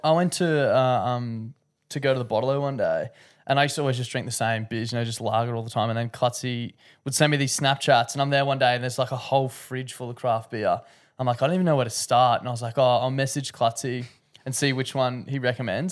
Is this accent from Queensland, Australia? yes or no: yes; Queensland, Australia; being a Queenslander